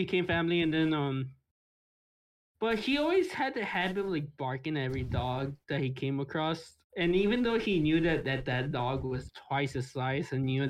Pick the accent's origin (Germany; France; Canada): Canada; Yo, actually, to be fair, I am Canadian.